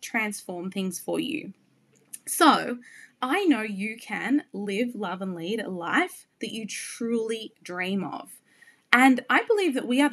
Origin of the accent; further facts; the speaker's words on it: Byron Bay, New South Wales, Australia; moved away as an adult; also born or lived in New York City; I am born and bred in Byron Bay, the most easterly point of Australia, a beautiful coastal town where my true heart and soul lives. And I lived there until I was 29 when I moved to New York City.